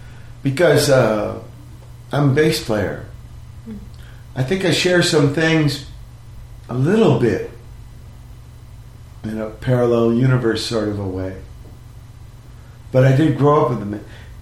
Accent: Norfolk, Virginia, United States; also born or lived in Portsmouth, Virginia; now in San Pedro, United States; I lived in Norfolk. I was born in Portsmouth.

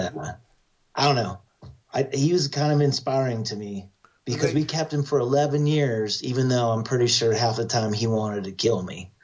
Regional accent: Idaho, United States; a guy I grew up with in Idaho

